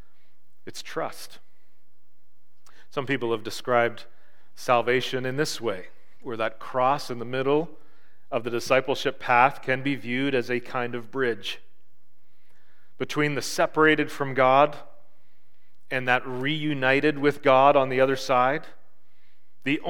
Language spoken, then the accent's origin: English; Marathon, Ontario, Canada; When I grew up in Marathon, kitty corner, almost right across from our house, was a street, a crescent.